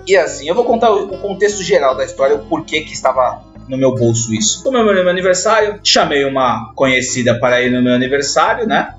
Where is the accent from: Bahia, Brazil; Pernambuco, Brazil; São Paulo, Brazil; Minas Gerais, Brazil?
São Paulo, Brazil; Santos; nós somos de Santos, somos Caiçara